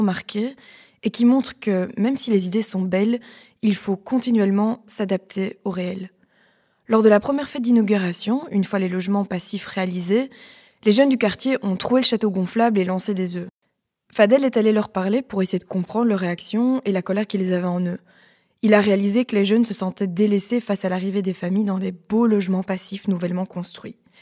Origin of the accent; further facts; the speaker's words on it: Liège, Wallonia, Belgium; je viens de Liège. J'ai grandi dans une famille avec un compost